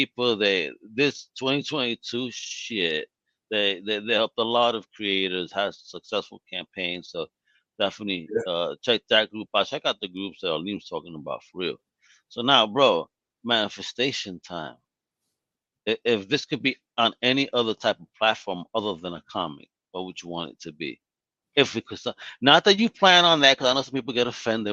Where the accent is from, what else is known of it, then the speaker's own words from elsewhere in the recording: New York, United States; growing up in New York in the 90s.